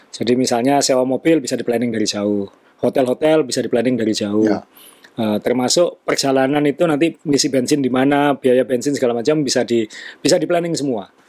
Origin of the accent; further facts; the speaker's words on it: Kalimantan, Indonesia; born there; Iya betul, saya juga lahir di Kalimantan gitu.